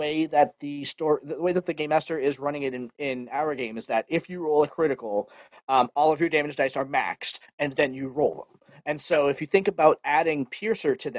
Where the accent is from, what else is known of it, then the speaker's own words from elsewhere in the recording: Boston, Massachusetts, United States; I'm from Boston